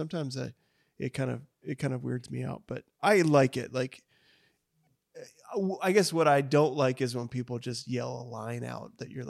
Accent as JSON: {"language": "English", "region": "North Dakota", "country": "United States", "moved": "yes", "lives_now": "Tulsa, United States", "said": "I'm from North Dakota."}